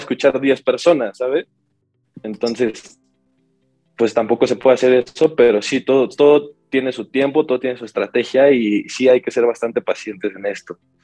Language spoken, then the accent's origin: Spanish; Mexico; yo soy mexicano, 100% mexicano